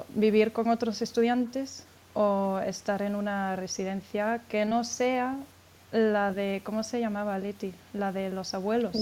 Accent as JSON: {"language": "Spanish", "country": "Spain", "moved": "yes", "lives_now": "Frankfurt, Germany", "said": "yo soy española"}